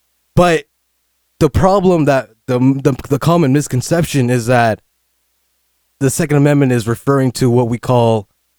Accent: Canada; Okay, so as a Canadian

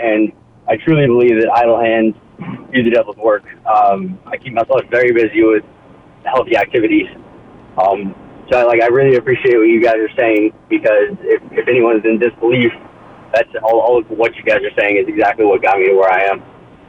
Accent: Beaumont, Texas, United States; now in Austin, United States; So I'm from Beaumont

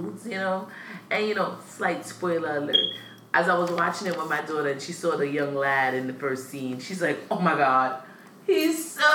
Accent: Brooklyn, New York, United States; we're from Brooklyn, born in Brooklyn, raised in Brooklyn

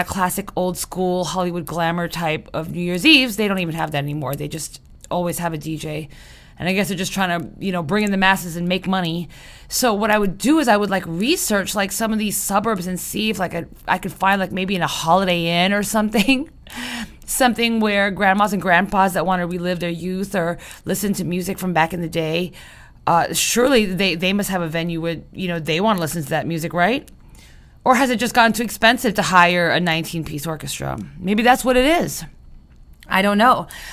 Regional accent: Philippines; moved away; I was growing up in the Philippines

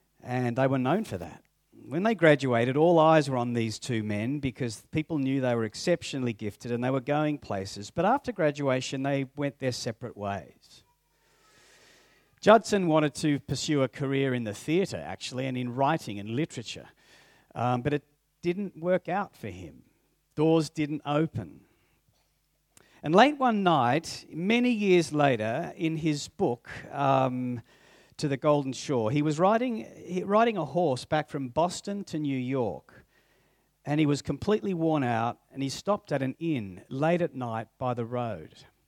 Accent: Papua New Guinea; I grew up in Papua New Guinea, and so we only had books that my parents would give us

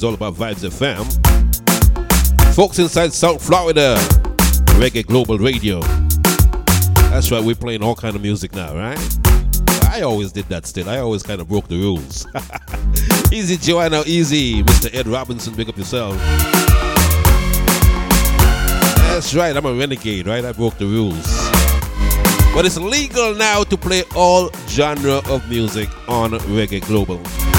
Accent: St. Kitts & Nevis; My folks inside St. Kitts Nevis, my hometown.

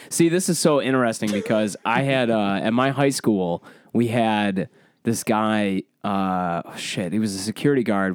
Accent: Michigan, United States; I say pop 'cause I grew up in Michigan.

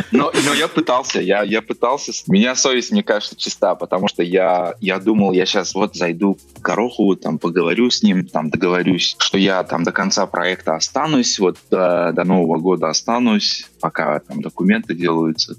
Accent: Uzbekistan; Russian is a second language; moved away; also born or lived in Russia / London / Canada; я из Узбекистана. А я когда приехал в Россию

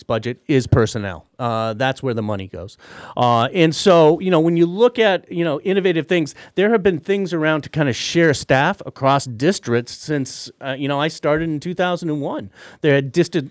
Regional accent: Middlefield, Massachusetts, United States; I am a Hilltown kid. I grew up in Middlefield

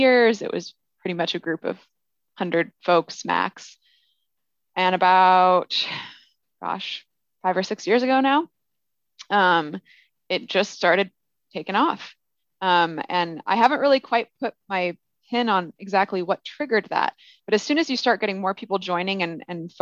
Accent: Olympia, Washington, United States; now in Bay Area, United States; So I grew up in Olympia, Washington

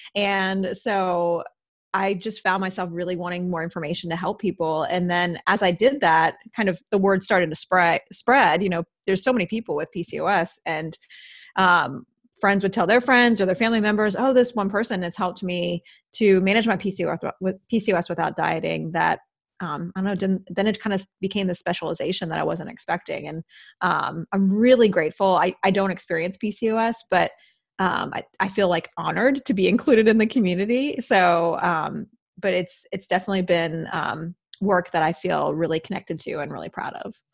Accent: Midwest, United States; moved away; also born or lived in East Coast; I grew up in the Midwest

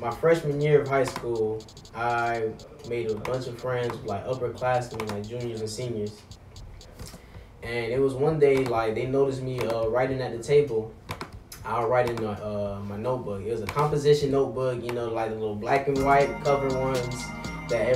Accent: Florida, United States; I am from Florida

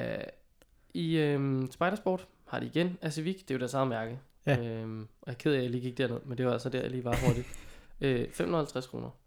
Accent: Viby, Denmark; moved away; jeg var i min gamle hjemby

